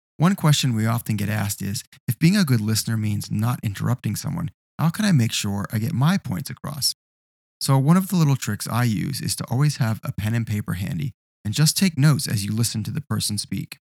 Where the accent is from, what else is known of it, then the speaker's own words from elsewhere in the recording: Australia; as we say in Australia, a bucks night